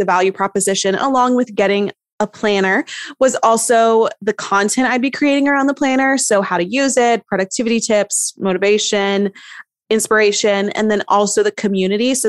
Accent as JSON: {"language": "English", "region": "East Tennessee", "country": "United States", "said": "I'm from East Tennessee and it's beautiful"}